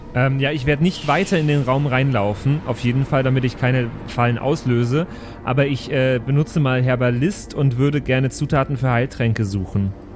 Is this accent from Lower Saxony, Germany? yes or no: no; Wesel, North Rhine-Westphalia, Germany; Ich kann zwar nicht gut bayerisch, weil ich bin aus Wesel